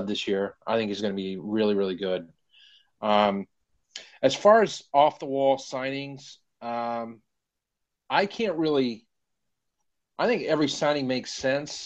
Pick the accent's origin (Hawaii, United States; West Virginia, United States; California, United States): West Virginia, United States; moved away; I'm from West Virginia originally.